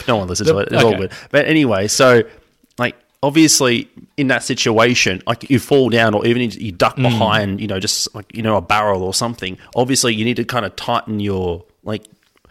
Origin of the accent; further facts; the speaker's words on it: Alabama, United States; I'm from Bama.